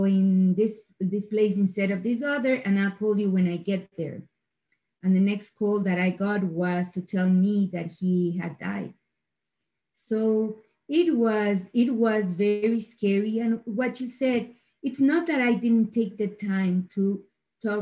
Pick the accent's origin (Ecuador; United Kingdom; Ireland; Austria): Ecuador; moved away as an adult; now in United States; I am from Ecuador. I was born and raised in Ecuador.